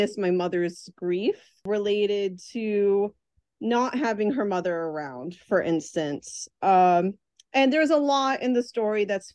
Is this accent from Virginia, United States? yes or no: yes; Virginia, United States; I grew up in Virginia during a time when there were almost no Salvadorans